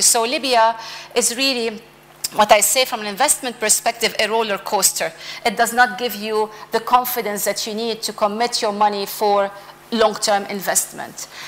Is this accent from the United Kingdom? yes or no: no; Lebanon; I come from Lebanon